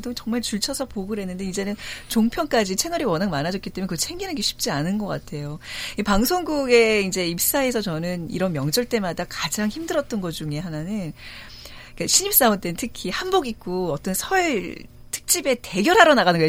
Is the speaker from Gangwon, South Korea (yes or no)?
no; Seoul, South Korea; 자라나기를 다 서울에서 자라서